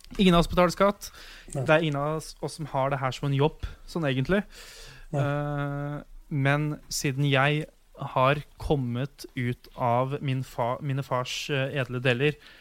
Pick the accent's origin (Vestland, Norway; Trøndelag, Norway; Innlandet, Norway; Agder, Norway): Innlandet, Norway; Ottestad; moved away; huset hjemme i Otstad